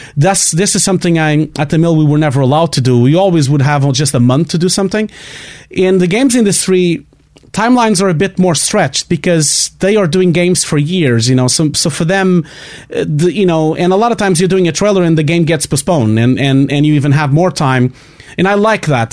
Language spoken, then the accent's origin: English; Portugal; English is a second language; I have a terrible accent. I can't really avoid it. I'm from Portugal.